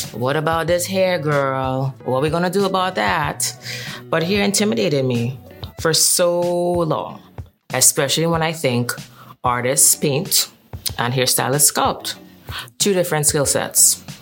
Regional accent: Trinidad & Tobago; moved away as an adult; now in New York, United States; I am born and bred from the beautiful island of Trinidad and Tobago.

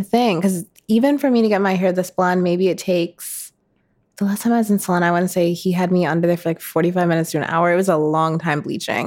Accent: Minnetonka, Minnesota, United States; moved away; I grew up in Minnetonka, which is a suburb outside of Minneapolis

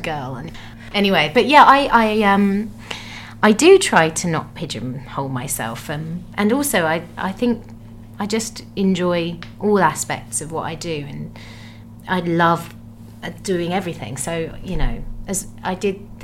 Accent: Gravesend, South East England, United Kingdom; moved away; when I was growing up in Gravesend.

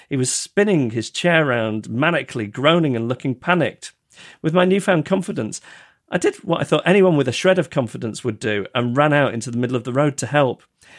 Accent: Yorkshire and the Humber, United Kingdom; accent: Yorkshire; my fellow classmates, mostly Southern, constantly berated me for my Yorkshire accent.

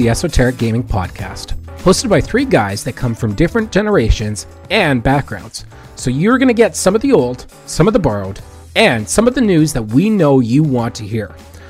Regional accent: Canada; I hail from the Great White North, and I specialize in market research and competitive analysis.

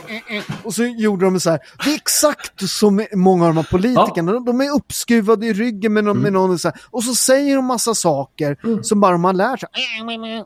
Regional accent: Sweden; jag är ju född i Sverige

